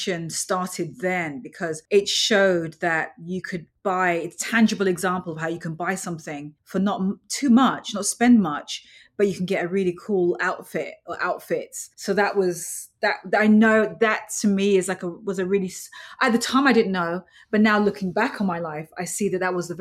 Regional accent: London, United Kingdom; moved away as an adult; now in New York, United States; When I grew up later on in London and then moving to New York

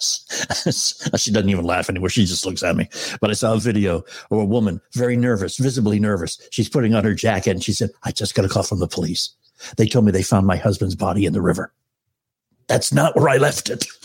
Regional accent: Northeast, United States; you and I, you know, we grew up in in the Northeast

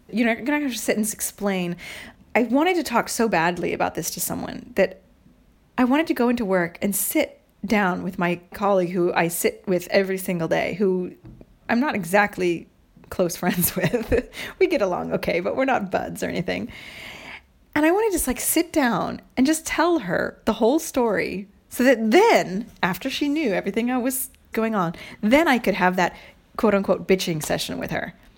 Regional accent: United States; moved away; also born or lived in Montreal, Canada

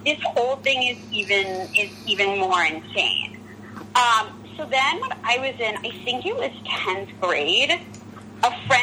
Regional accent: New York City, New York, United States; I'm from New York, and I'm from, you know, the Upper East Side

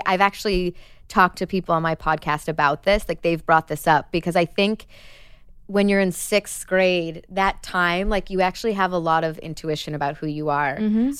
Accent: Chicago, Illinois, United States; First of all, it's so Midwest. I'm from Chicago, like a small town of 8,000 people outside of the city. And growing up, my mom sold mortgages.

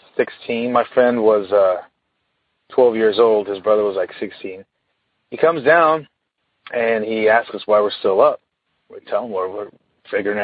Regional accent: Sacramento, California, United States; I'm from Sacramento, California

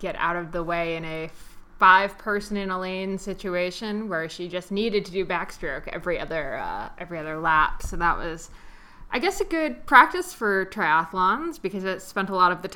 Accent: New Jersey, United States; my home state of New Jersey

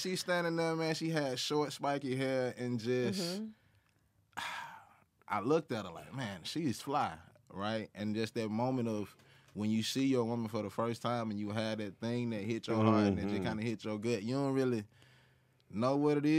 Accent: Atlanta, Georgia, United States; I'm from Atlanta, Georgia

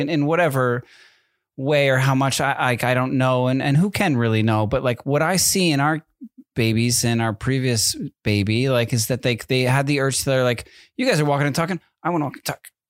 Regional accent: East Coast, United States; now in Southern California, United States; I'm from the East Coast

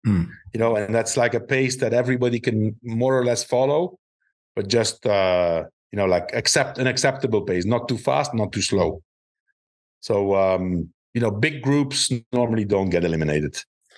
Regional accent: Belgium; now in Spain; I live in Spain, right? Southern Europe, and I'm from Northern Europe, right? Not as high up as Denmark, but also, you know, Belgium is considered Northern Europe

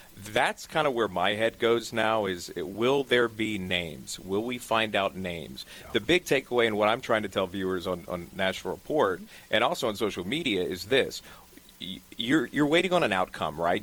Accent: Charleston, South Carolina, United States; also born or lived in New Orleans; now in New York City, United States; originally from Charleston

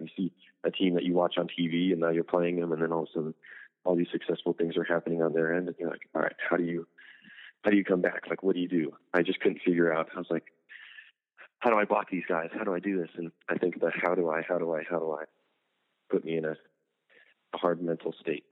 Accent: Huntington Beach, California, United States; my hometown, almost in Huntington Beach

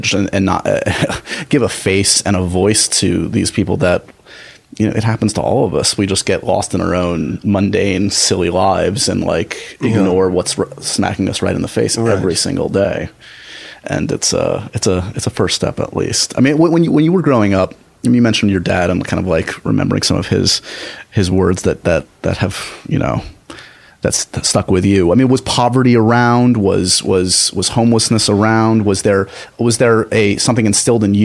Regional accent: New York, United States; I grew up in the city, actually. I grew up in New York.

